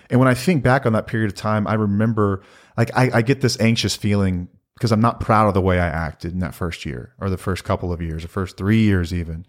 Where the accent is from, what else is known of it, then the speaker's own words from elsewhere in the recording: North Texas, United States; we're from North Texas and grew up Texas Rangers fans